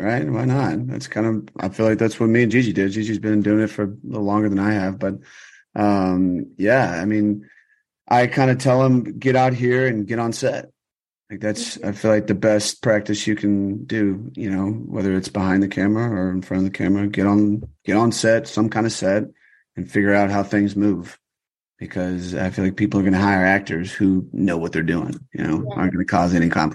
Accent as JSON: {"language": "English", "town": "Austin", "region": "Texas", "country": "United States", "moved": "yes", "lives_now": "Los Angeles, United States", "said": "I'm from Austin, Texas"}